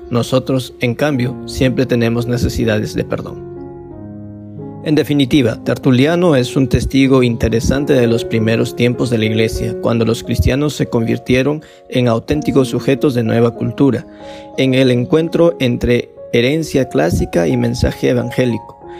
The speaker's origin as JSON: {"language": "Spanish", "country": "Vietnam"}